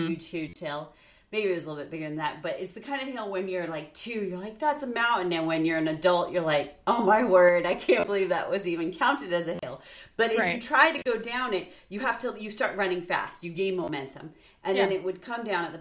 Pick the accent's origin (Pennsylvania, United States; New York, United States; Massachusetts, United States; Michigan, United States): New York, United States; also born or lived in Illinois; when we moved from Illinois to New York when I was in fourth grade going to fifth grade